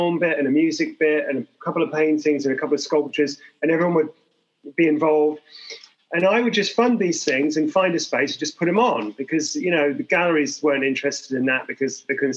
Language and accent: English; Hong Kong; I'm from Hong Kong